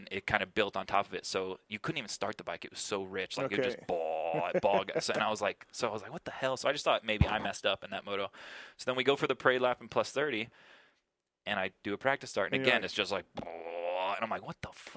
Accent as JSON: {"language": "English", "region": "South Florida", "country": "United States", "tie": "born or raised there", "said": "I grew up in South Florida"}